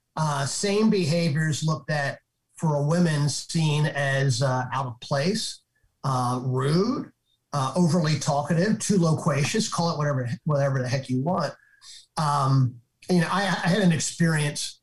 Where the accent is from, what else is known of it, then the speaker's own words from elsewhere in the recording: Northeast, United States; I'm from the Northeast. I'm a Northeast guy.